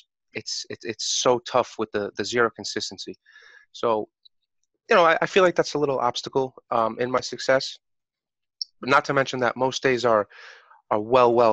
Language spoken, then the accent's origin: English; New York City, New York, United States; I'm 27 years old. I'm from New York